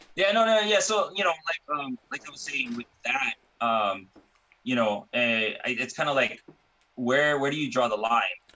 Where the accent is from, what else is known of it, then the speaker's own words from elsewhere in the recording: Hawaii, United States; now in California, United States; I was born and raised in Hawaii